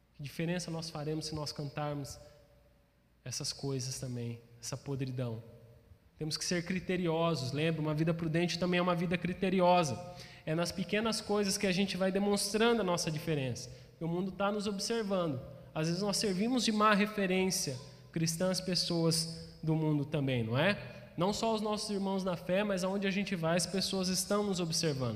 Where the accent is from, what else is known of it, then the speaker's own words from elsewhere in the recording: Brazil; nós, como brasileiros